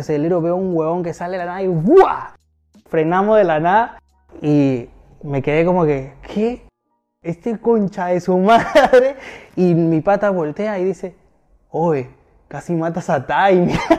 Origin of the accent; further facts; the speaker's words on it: Lima, Peru; moved away as an adult; now in Miami, United States; Yo no soy de la Victoria, yo soy de Cercado de ah. Lima